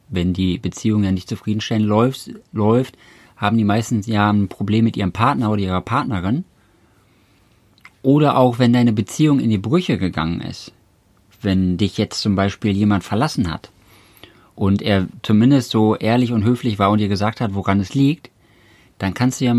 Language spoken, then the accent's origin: German; Cologne, North Rhine-Westphalia, Germany; weil ich äh, langfristig gesehen nach Köln ziehen wollte, weil ich gebürtig aus Köln komme und deswegen immer wieder zurück nach Hause wollte sozusagen